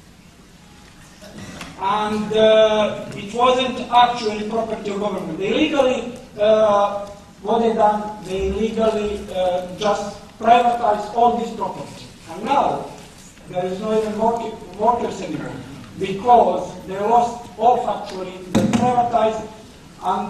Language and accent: English; Montenegro; moved away as an adult; also born or lived in United Kingdom; I'm British from Montenegro. I used to live here for 21 years and I arrived in 1987 and moved back to 2008 to Montenegro